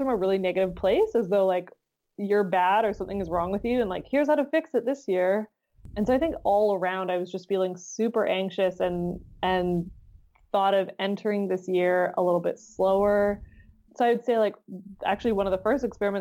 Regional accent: Canada; being in Canadian

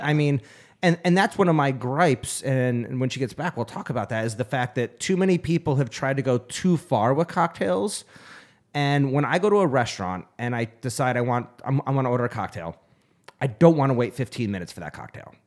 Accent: Phoenix, Arizona, United States; I'm from Phoenix

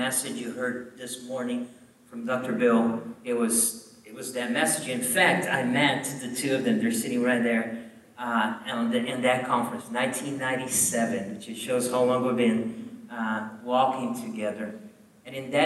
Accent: southern Brazil, Brazil; moved away as an adult; now in Columbia, South Carolina, United States; I grew up in a southern part of Brazil with a lot of Europeans

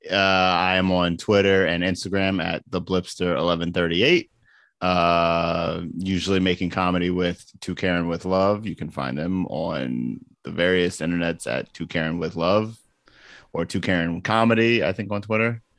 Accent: Baltimore, Maryland, United States; now in New York, United States; I am from Baltimore

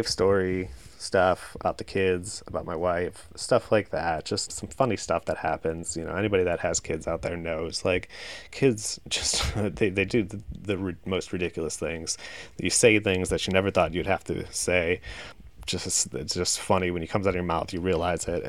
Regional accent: Chicago, Illinois, United States; moved away as an adult; now in Baltimore, United States; I'm originally from Chicago. Moved here about 8 years ago

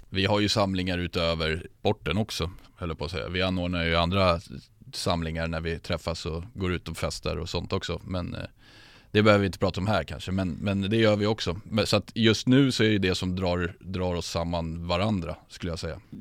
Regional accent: Sundbyberg, Stockholm County, Sweden; född och uppvuxen i Sumpan, djurgårdare sedan födsel

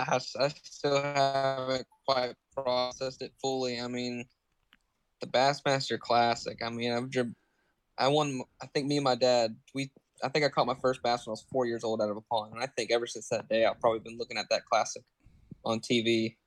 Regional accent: Myrtle Beach, South Carolina, United States; Myrtle Beach, South Carolina.

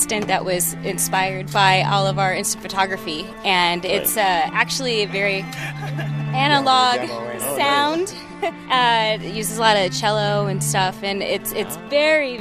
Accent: France; now in Fullerton, United States; we live in Fullerton. I'm from France

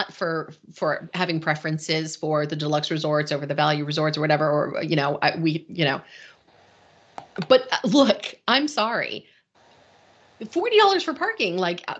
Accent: Northeast, United States; we're both from the Northeast.

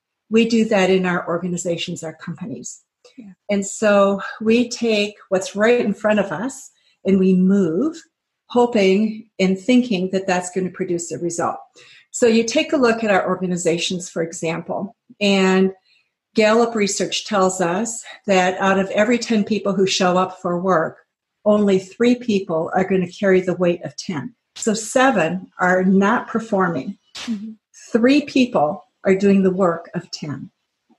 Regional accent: Japan; I grew up in Japan, so knew the culture and the language well.

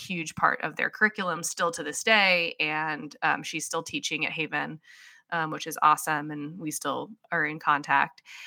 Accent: Radnor, Pennsylvania, United States; moved away as an adult; also born or lived in Chicago, Illinois / Midwest; now in Cedar Park, Texas, United States; I am not originally from Texas. I grew up, born and raised in Radnor, Pennsylvania.

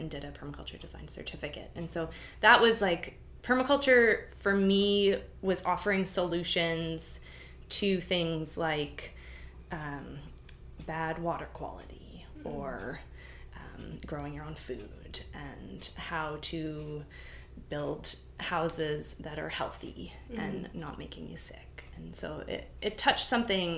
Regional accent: New Brunswick, Canada; moved away as an adult; also born or lived in Vancouver, British Columbia; now in Victoria, Canada; I was born in Vancouver, and I lived there till I was 5. And then my mom and I moved to New Brunswick, so coast to coast. And I lived there until I was 18

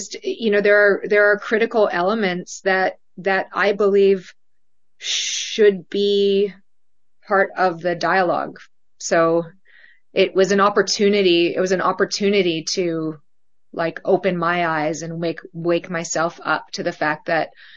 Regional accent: Canada; moved away; I'm from Canada. My husband's from Australia. We grew up in nations that do not have the prevalence of gun culture.

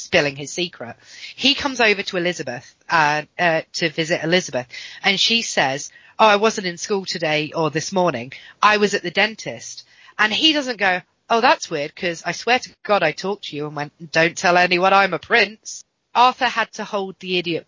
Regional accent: England, United Kingdom; I'm an English person

